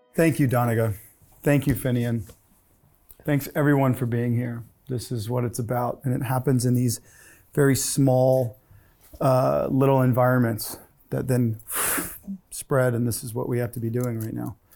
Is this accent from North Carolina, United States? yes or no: no; Gulf of Mexico, Southeast Louisiana, United States; I grew up on the Gulf of Mexico